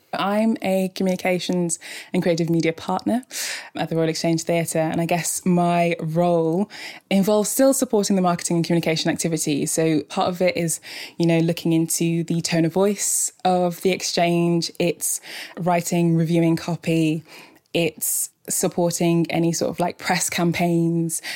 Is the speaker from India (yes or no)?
no; Port Harcourt, Rivers State, Nigeria; also born or lived in Scotland; I grew up in Scotland until I was about nine. It was cold, I loved it, quite hilly, quite idyllic. And then I moved to Nigeria when I was nine. Um, I was in River State, so in the city of Port Harcourt